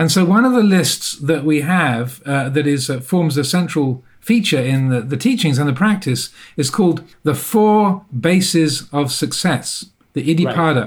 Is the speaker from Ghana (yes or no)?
no; England, United Kingdom; accent: English private school; I went through the English private education system, as you can probably tell by my accent